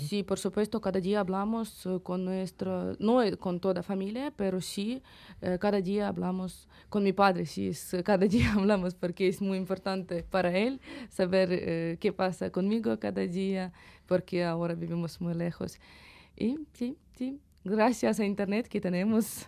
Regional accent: Ukraine; Spanish is a second language; moved away as an adult; also born or lived in Kyiv; now in Bilbao, Spain; soy ucraniana y soy eh, eh, gente de mi país

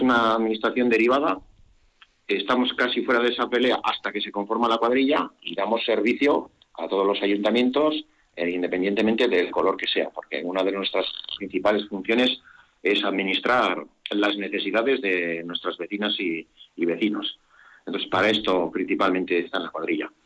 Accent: Zalduondo, Basque Country, Spain; mi pueblo

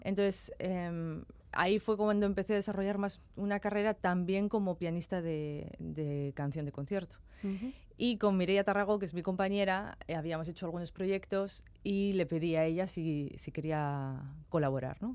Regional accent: Castro Urdiales, Cantabria, Spain; de mi tierra, de Castro

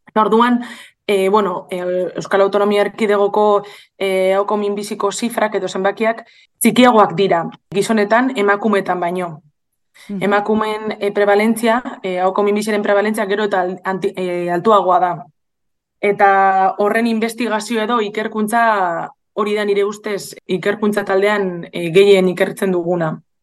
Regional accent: Bilbao, Basque Country, Spain; bilon jaio nintzen

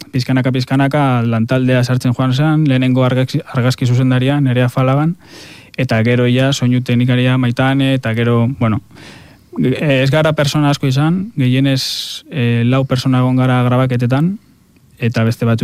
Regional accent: a village near Gorbeia, Basque Country, Spain; hartzentza dago nire herrian oso presente, gorbeia daukagulako hor herrian

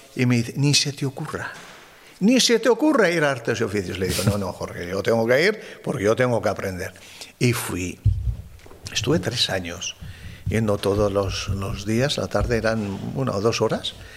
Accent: Arizcun, Navarre, Spain; also born or lived in Bozate; yo nací en Arizcun

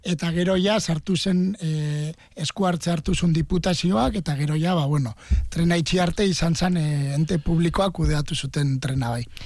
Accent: Oñati, Basque Country, Spain; born or raised there

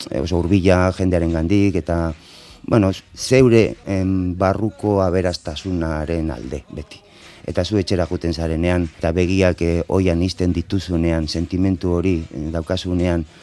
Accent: Bilbao, Basque Country, Spain; Basque is a second language; ni bilbokoa naiz, bilbon jaioa naiz, Euskaldun berria, orduan ikasi nuen

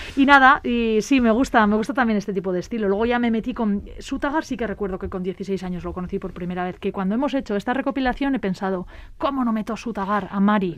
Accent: Falces, Navarre, Spain; mi pueblo, en Navarra, en Falces

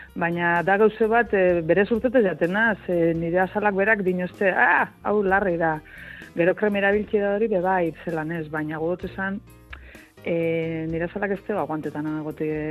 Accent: Gernika, Basque Country, Spain; txikitan hemen gerniken

